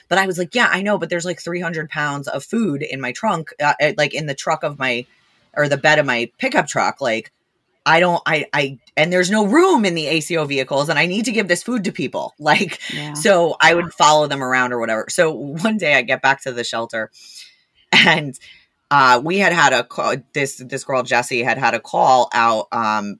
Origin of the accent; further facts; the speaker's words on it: New Jersey, United States; I am from New Jersey